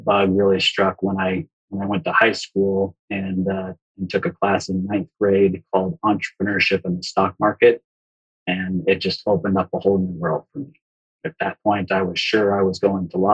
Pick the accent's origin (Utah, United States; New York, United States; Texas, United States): Utah, United States; Provo; I grew up just outside of Salt Lake City, Utah, in Provo